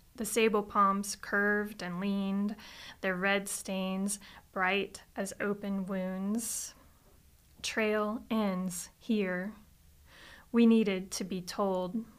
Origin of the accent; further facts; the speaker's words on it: Florida, United States; moved away; I'm originally from Florida